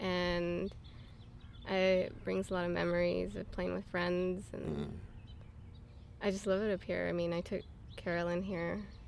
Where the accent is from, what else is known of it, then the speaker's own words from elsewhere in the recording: Los Angeles, California, United States; Herman, which is right over here, where I grew up, actually.